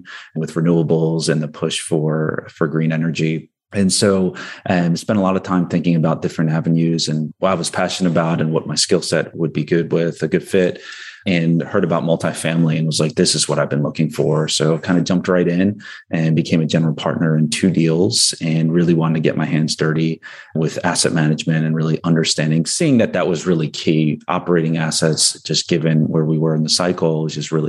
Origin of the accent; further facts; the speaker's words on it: New Jersey, United States; I grew up in New Jersey